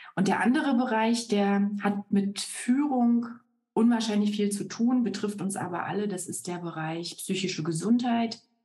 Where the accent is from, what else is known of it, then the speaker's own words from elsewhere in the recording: Berlin, Germany; moved away as an adult; also born or lived in Brandenburg; now in Munich, Germany; Lebe seit 14 Jahren in München, bin aber so im Kern äh, schon noch so eine Berlin-Brandenburg-Pflanze